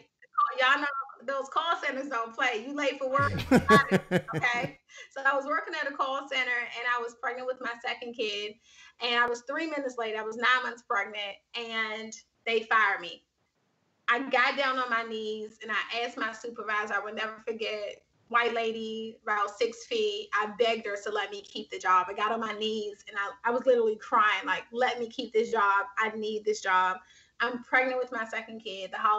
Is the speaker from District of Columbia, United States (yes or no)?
yes; Washington, District of Columbia, United States; Yeah, I'm from Washington, D.C. So I grew up in Washington, D.C. Shout out to everybody that's listening that grew up in D.C.